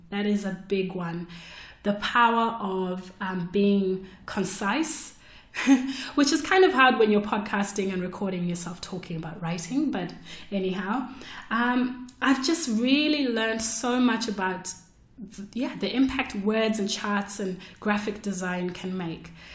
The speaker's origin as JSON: {"language": "English", "country": "Zimbabwe", "moved": "as an adult", "lives_now": "Melbourne, Australia", "said": "I came to Australia from Zimbabwe to study architecture."}